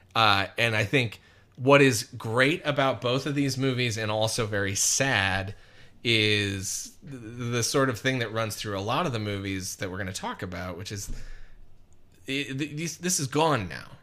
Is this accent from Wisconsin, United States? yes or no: yes; Wisconsin, United States; now in Los Angeles, United States; a fucking white kid growing up in Wisconsin